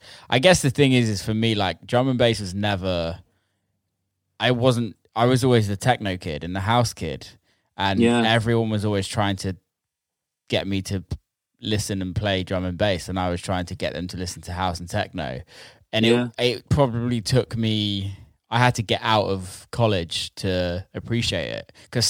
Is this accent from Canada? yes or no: no; Somerset and Bristol, South West England, United Kingdom; No one realizes that I'm actually from Somerset and Bristol.